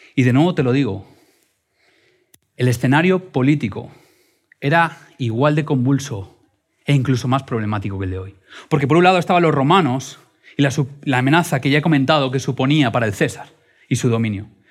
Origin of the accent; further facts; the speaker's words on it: Madrid, Community of Madrid, Spain; soy madrileño